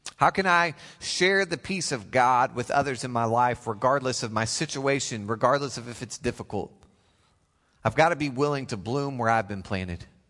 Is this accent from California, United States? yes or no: no; Oklahoma, United States; I come all the way from the great state of Oklahoma